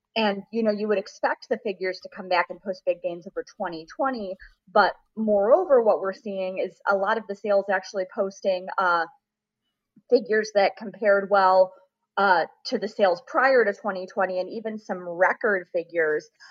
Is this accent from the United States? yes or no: yes; Rochester, New York, United States; moved away as an adult; also born or lived in Saratoga, New York; now in Kentucky, United States; my hometown of Rochester, New York